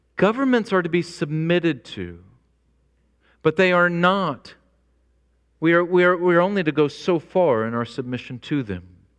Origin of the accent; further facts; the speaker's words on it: United States; I'm an American.